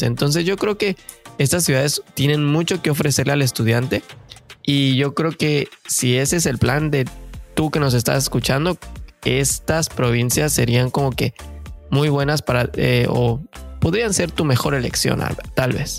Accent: Mexico; moved away as an adult; now in Canada

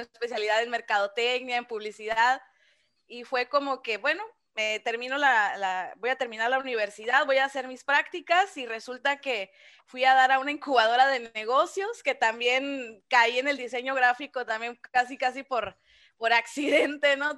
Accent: Ciudad Obregón, Sonora, Mexico; aquí he estado toda mi vida

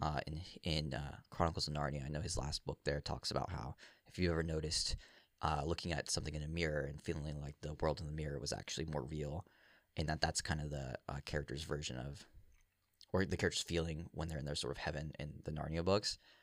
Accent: Virginia, United States; now in New England, United States; I grew up down here. I grew up in Virginia.

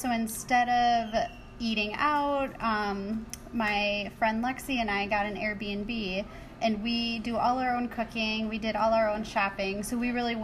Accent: Madison, Wisconsin, United States; I am from Madison, Wisconsin, and I am here in Minneapolis for the NTA workshop

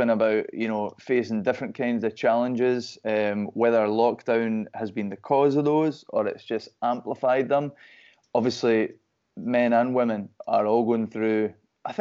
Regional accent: Perth, Scotland, United Kingdom; moved away as an adult; now in Glasgow, United Kingdom; I'm from Perth, obviously it's a city, but it's a small place

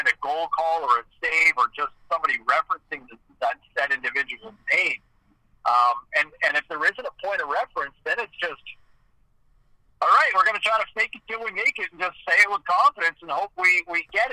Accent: Ottawa, Ontario, Canada; somebody who grew up in Eastern Ontario and where there's a lot of French in addition to English

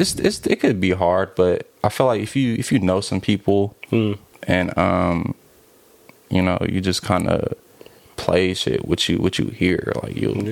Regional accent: the Bay Area, California, United States; we're from the Bay

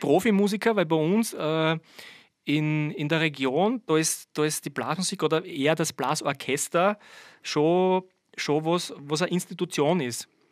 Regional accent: Birkfeld, Styria, Austria; also born or lived in Vorau; ich komme ja gar nicht aus Weiz, ich komme aus Birkfeld

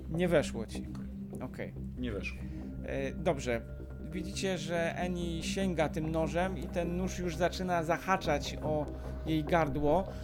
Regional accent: Iran; Polish is a second language; Nie, nie jest z moich {S2} stron, bo {S1} ja jestem z Iranu, a to jest Afganistan

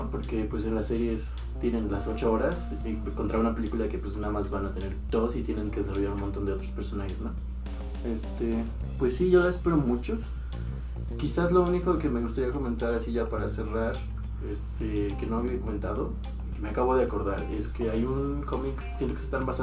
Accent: Mexico; porque somos mexicanos

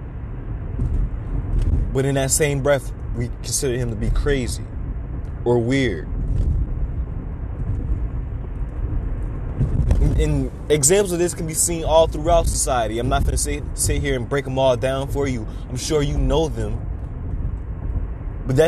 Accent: Chicago, Illinois, United States; my hometown, Chicago, Illinois

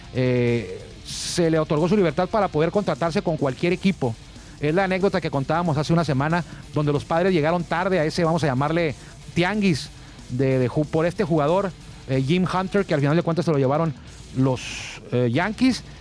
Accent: Tijuana, Baja California, Mexico; esta ciudad de Tijuana, desde donde estamos transmitiendo

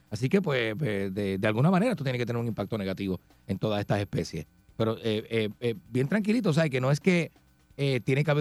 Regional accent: Ponce, Puerto Rico; Yo soy de Ponce colinda con Peñuela

